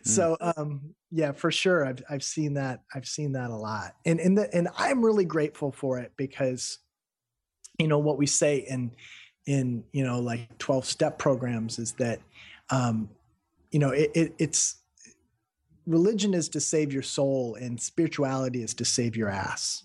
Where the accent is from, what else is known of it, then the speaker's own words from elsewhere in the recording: Midwestern United States, United States; also born or lived in Peoria; I'm from the Midwestern United States